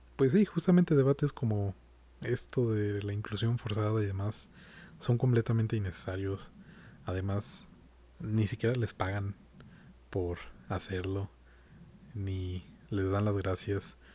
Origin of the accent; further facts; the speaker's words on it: Mexico; como mexicano